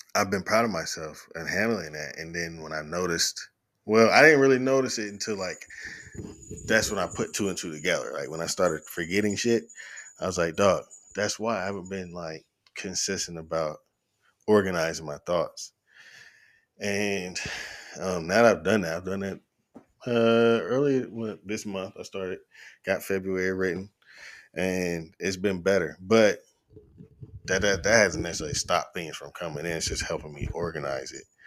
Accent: Chattanooga, Tennessee, United States; also born or lived in Knoxville, Tennessee; I'm originally from Knoxville. I moved to Chattanooga when I was in the end of my third, we moved here the summer after my third grade year. So I was started fourth grade in Chattanooga and have been here most of my life

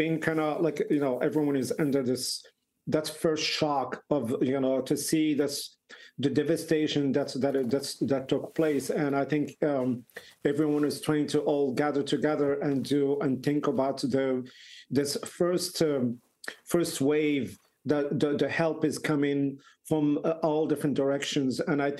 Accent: Marrakesh, Marrakesh-Safi, Morocco; now in Ireland; I grew up in Marrakesh

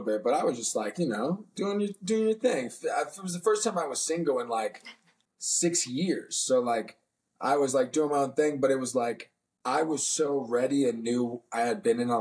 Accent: DC, Maryland area, Northern Virginia, United States; I'm from Northern Virginia, DC, Maryland area

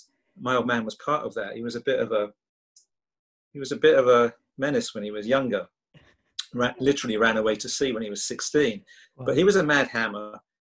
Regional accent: London, United Kingdom; We were a West Ham family. We grew up in the East End. We moved to Ilford, Barkingside, the house in Manor Park. We moved there in 1970 or 71

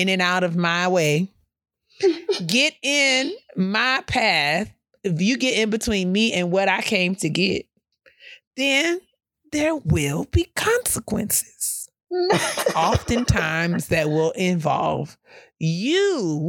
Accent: New York City, New York, United States; as a New Yorker

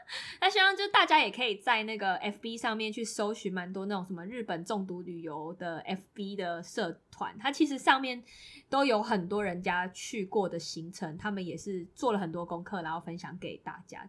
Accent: Taiwan; 我是从台湾来

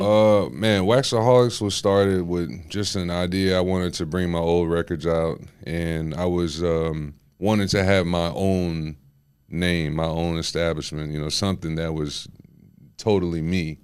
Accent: Houston, Texas, United States; also born or lived in West Palm Beach, Florida / Guyana (parents); I've been here my whole life

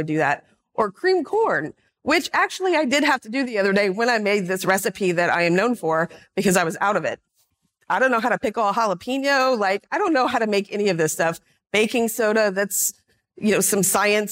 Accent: Louisiana, United States; I grew up in Louisiana.

